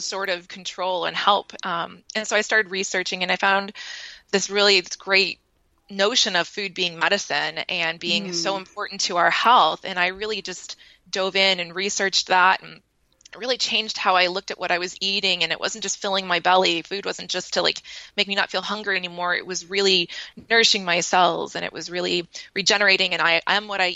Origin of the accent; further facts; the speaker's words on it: Maine, United States; now in San Diego, United States; I grew up in Maine, but I live in San Diego now with my husband and my daughter.